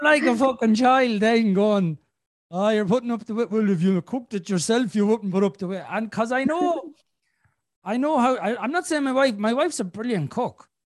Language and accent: English; Ireland; I'm Irish.